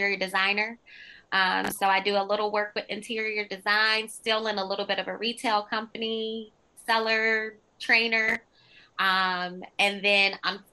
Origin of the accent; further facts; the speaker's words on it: Detroit, Michigan, United States; I grew up in Detroit, on the east side of Detroit.